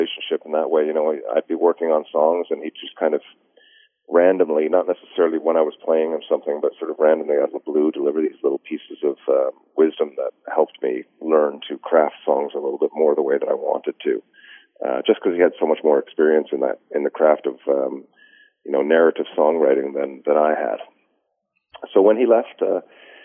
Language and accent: English; Newfoundland and Labrador, Canada; as a Newfoundlander